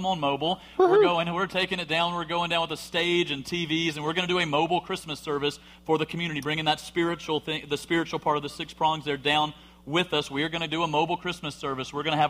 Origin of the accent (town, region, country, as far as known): Alabama, United States